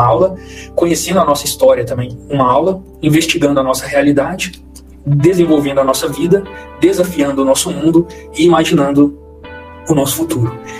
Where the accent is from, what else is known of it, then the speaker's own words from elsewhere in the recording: Belo Horizonte, Minas Gerais, Brazil; moved away as an adult; now in Goiânia, Brazil; eu sou natural de Belo Horizonte também, com, conterrâneo aí da, da Priscila, né? Eu cresci na região da Pampulha